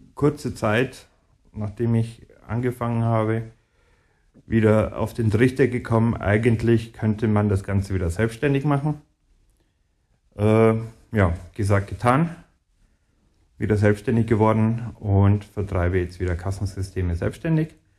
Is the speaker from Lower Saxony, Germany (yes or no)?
no; Ingolstadt, Bavaria, Germany; also born or lived in near Munich; in Ingolstadt, wo ich aufgewachsen bin